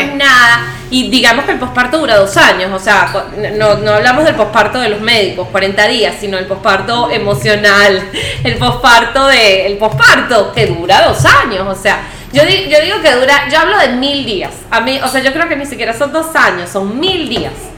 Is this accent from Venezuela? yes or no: yes; Venezuela; moved away as an adult; also born or lived in Oklahoma, United States / France; now in Lima, Peru; yo soy venezolana, pues yo siempre he vivido en, Venezuela